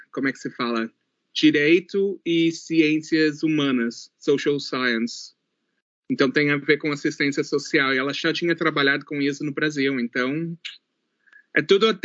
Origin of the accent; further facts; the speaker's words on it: New Zealand; accent: gaúcho; also born or lived in Rio Grande do Sul, Brazil; brasileiro, mas a Nova Zelândia é a minha casa. Foi onde eu cresci, foi onde eu tive minhas experiências.